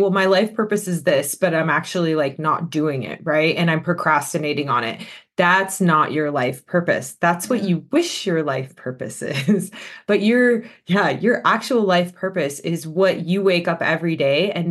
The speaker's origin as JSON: {"language": "English", "town": "Los Angeles", "region": "California", "country": "United States", "tie": "born or raised there", "also_born_or_lived": "Australia", "moved": "as an adult", "said": "I actually am born and raised in the Los Angeles area in the United States"}